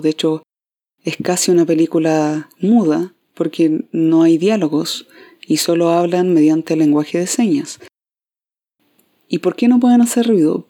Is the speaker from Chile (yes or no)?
yes; Concepción, Biobío, Chile; acá en Concepción, de donde yo soy